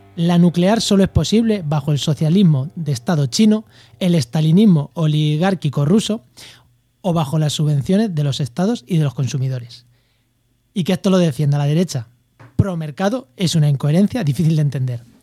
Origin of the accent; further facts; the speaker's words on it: Spain; yo también soy español